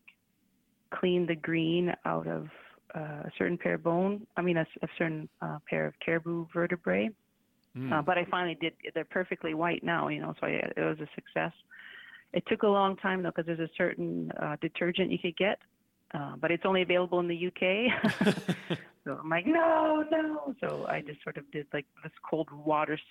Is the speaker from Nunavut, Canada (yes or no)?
yes; Coral Harbour, Nunavut, Canada; also born or lived in Saskatoon; I grew up in Coral. So that's where my family is still from